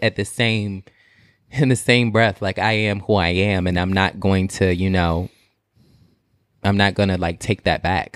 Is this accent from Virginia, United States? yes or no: yes; Portsmouth, Virginia, United States; I'm from Portsmouth, Virginia, and Portsmouth is, like, really, really small